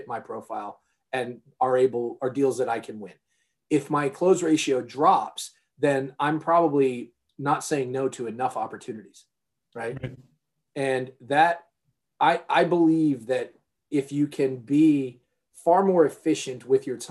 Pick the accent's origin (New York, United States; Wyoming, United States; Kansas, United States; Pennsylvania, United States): New York, United States; New York area, United States; I grew up in the New York area